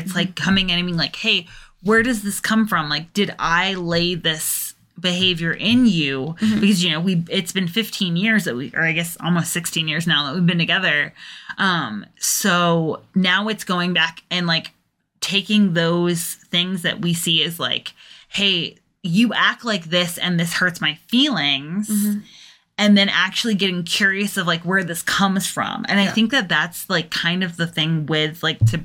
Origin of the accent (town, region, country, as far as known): England, United Kingdom; moved away